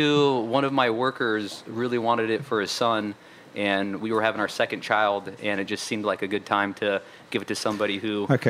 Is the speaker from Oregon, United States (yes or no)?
yes; Portland, Oregon, United States; also born or lived in Monterey, California; now in New Orleans, United States; Originally, I grew up in Oregon, so Portland, Oregon, but I moved here directly from California, Monterey, so it was a bit of a shocker coming from Monterey, California to New Orleans.